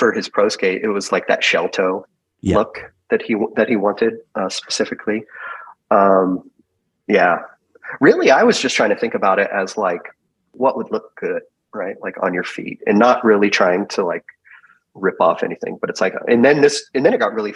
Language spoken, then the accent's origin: English; California, United States; I'm from California. I have three brothers. I'm really close with my family.